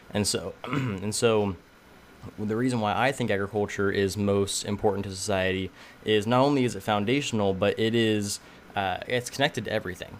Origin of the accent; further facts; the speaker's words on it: Tulare, California, United States; I was born and raised in Tulare, California, so I'm smack dab in the middle of the Central Valley.